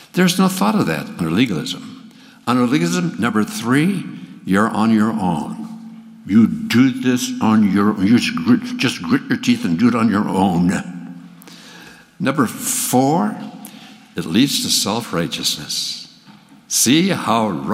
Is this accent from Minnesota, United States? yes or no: yes; Minnesota, United States; now in Texas, United States; I grew up in Minnesota. And in 1951, Max and I moved down to Texas